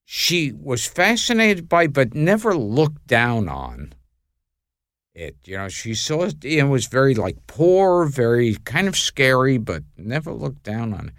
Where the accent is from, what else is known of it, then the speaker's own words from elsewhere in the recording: New York City, New York, United States; I grew up in Brooklyn